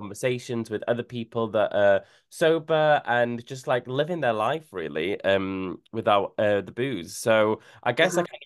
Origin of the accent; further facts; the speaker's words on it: North Wales, United Kingdom; moved away; I'm from North Wales originally